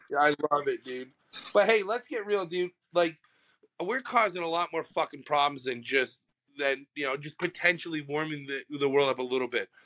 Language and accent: English; Canada; I'm fucking Canadian